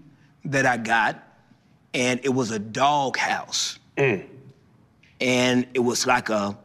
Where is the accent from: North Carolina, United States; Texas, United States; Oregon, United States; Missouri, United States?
Texas, United States; I'm from Texas